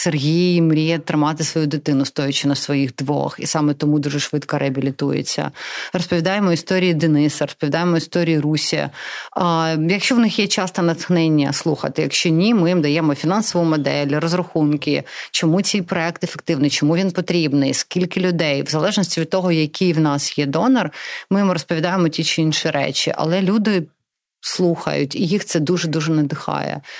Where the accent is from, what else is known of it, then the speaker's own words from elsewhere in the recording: Donetsk, Donetsk Oblast, Ukraine; born there; first language Russian; Ukrainian is a second language; російськомовна з народження. Я народилася в Донецьку.